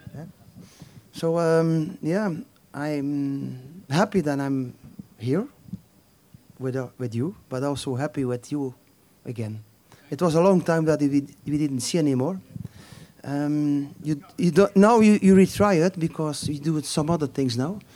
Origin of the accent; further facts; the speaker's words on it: Flanders, Belgium; English is a second language; I'm coming from Flanders